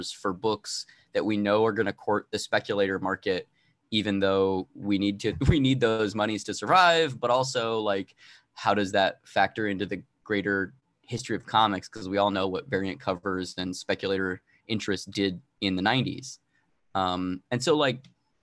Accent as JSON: {"language": "English", "region": "Arizona", "country": "United States", "said": "I'm originally from Arizona"}